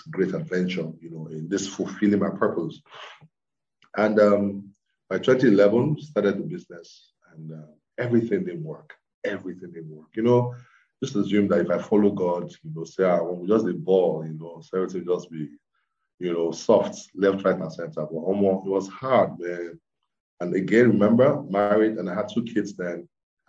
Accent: Ibadan, Oyo, Nigeria; moved away as an adult; also born or lived in Lagos; I grew up in Ibadan

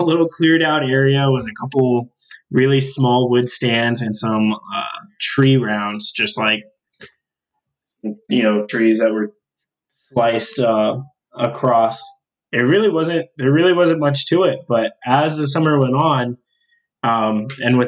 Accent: Tucson, Arizona, United States; now in Tempe, United States; I'm from Tucson and I'm still a Wildcat at heart.

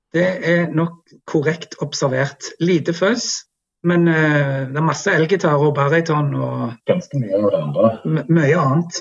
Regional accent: Jæren, Rogaland, Norway; Jæren, som jo er der vi kommer fra og er veldig stolte av.

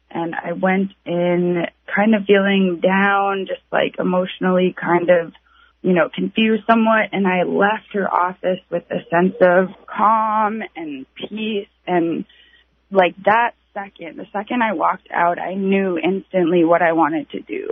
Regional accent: Bethel, Alaska, United States; I'm 17 and I'm from Beth, Alaska

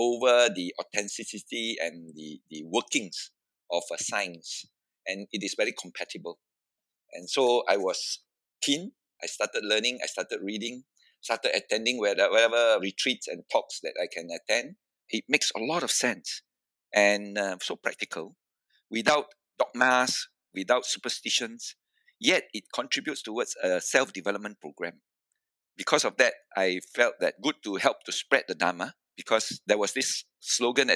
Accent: Malacca, Malaysia; I was from Malacca.

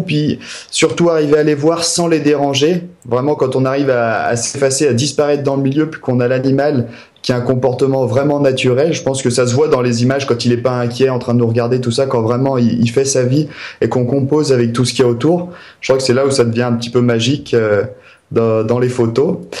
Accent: Maurienne valley, Alps, Auvergne-Rhône-Alpes, France; je suis originaire des Alpes. De, la vallée de la Maurienne, la plus longue vallée des Alpes. Donc j'ai vraiment grandi au cœur des montagnes

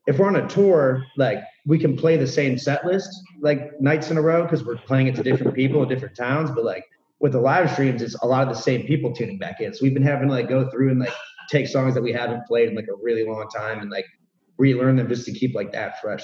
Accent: Cleveland, Ohio, United States; we're from Cleveland, like the Midwest

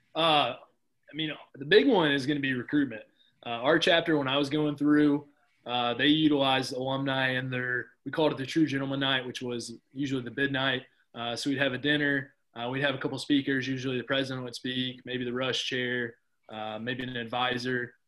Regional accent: Cookeville, Tennessee, United States; my college was in my hometown that I grew up

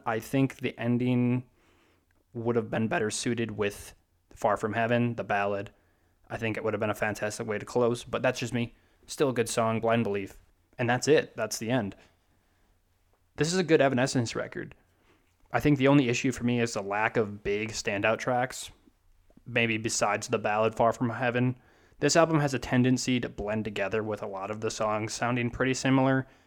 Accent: Wisconsin, United States; I'm from Wisconsin

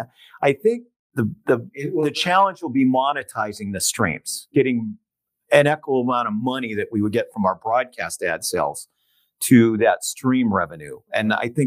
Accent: San Diego, California, United States; born or raised there

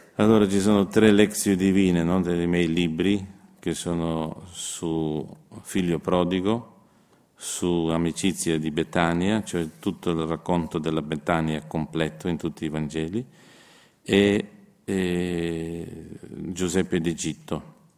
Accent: Slovenia; Io sono uno sloveno

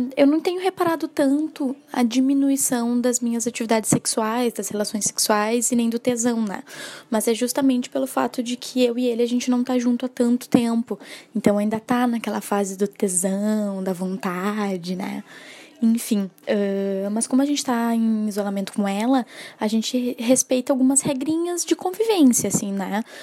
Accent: Porto Alegre, Rio Grande do Sul, Brazil; eu tenho 20 anos, sou de Porto Alegre

